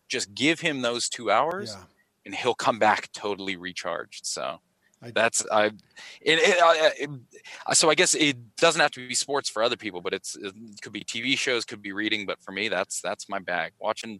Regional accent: Pittsburgh, Pennsylvania, United States; now in Australia; I'm from Pittsburgh originally

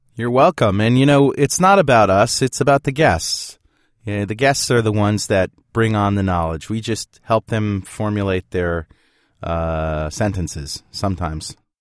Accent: New London, Connecticut, United States; my hometown, New London, Connecticut

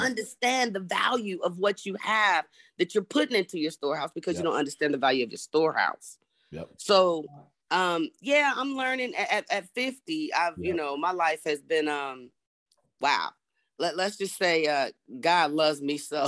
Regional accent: Berkeley, California, United States; moved away as an adult; now in North Carolina, United States; born and raised in Berkeley, California

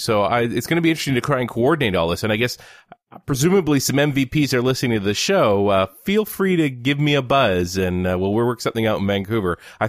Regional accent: Tauranga, Bay of Plenty, New Zealand; moved away; My hometown of Tauranga, New Zealand.

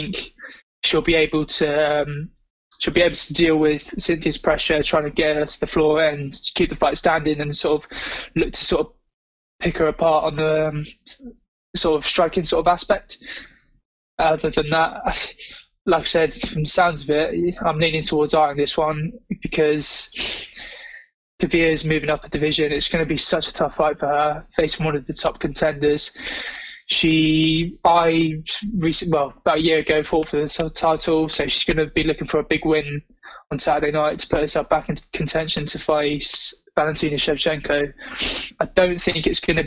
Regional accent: England, United Kingdom; as an Englishman

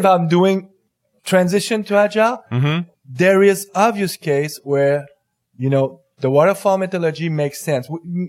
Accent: Montreal, Quebec, Canada; first language French; English is a second language; Well, from my accent, you will figure it out that the English is not my first language. I'm from Montreal, French Canadian.

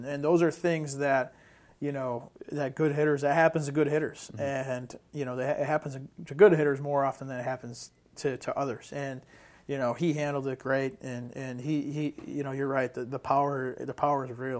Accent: Northeast, United States; you know, I'm from the Northeast, so I take a liking to him.

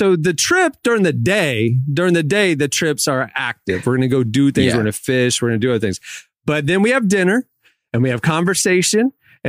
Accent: Florida, United States; I'm from Florida.

